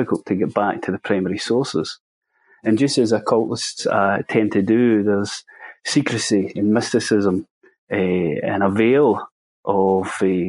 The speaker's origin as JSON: {"language": "English", "region": "Scotland", "country": "United Kingdom", "said": "I'm a Scottish Masonic researcher."}